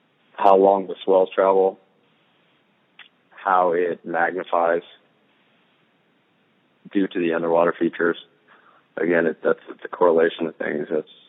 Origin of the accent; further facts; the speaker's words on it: Santa Cruz, California, United States; Growing up in California, in the Bay Area